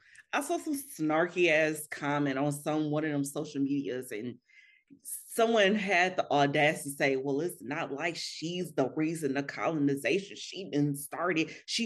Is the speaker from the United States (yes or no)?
yes; United States; As a Black American